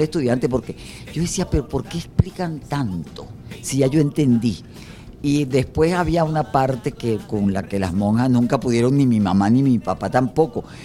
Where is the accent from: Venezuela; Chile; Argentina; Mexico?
Venezuela; Caracas, Capital District; also born or lived in Los Palos Grandes; yo pasé hasta los 21 años estuve yo eh, viviendo en la parroquia San José